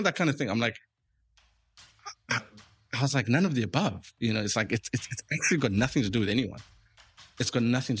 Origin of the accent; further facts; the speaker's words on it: Eastern Cape, South Africa; I grew up in the Eastern Cape